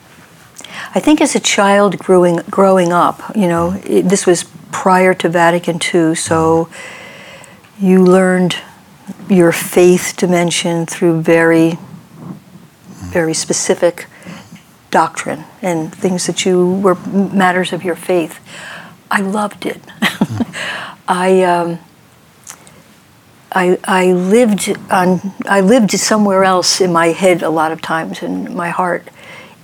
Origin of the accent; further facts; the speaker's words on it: Bayonne, New Jersey, United States; I was born in Bayonne, New Jersey, right across from Manhattan